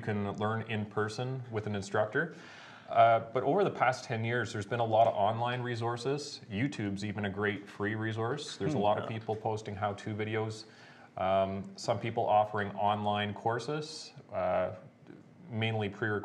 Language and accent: English; Goderich, Ontario, Canada; I'm from Goderich, Ontario. So I have a shop there in Goderich.